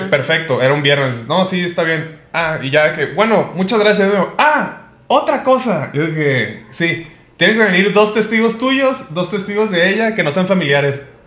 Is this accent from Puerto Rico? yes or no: no; Colima, Mexico; now in Mexico City, Mexico; yo nací en Colima